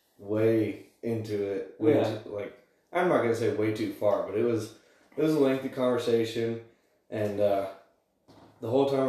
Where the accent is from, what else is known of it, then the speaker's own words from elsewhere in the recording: Alaska, United States; moved away as an adult; now in Montana, United States; I'm originally from Alaska, so I moved down to Montana back in February of this year